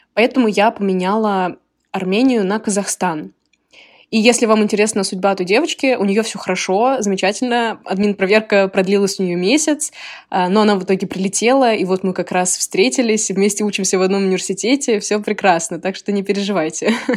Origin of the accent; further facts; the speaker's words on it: Moscow, Russia; moved away as an adult; now in Illinois, United States; я из Москвы, из России, и сейчас я учусь в США